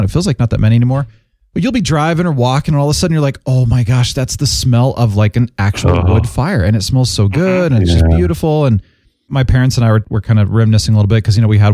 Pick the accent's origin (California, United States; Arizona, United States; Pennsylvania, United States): Arizona, United States; Phoenix; We grew up in Phoenix, the city of Phoenix